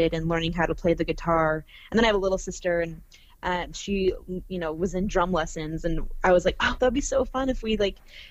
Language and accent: English; Arizona, United States; now in Los Angeles, United States; I'm from Arizona and then I've been